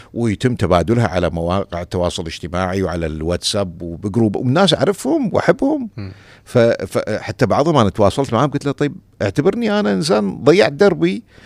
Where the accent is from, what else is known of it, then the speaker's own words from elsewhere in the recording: Kuwait; عندنا في الكويت